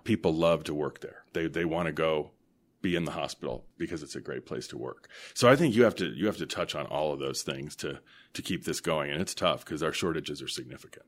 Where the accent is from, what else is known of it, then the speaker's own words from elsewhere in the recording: Denver, Colorado, United States; moved away as an adult; also born or lived in Chicago / Washington, D.C. / Vermont; I was born and raised here in Denver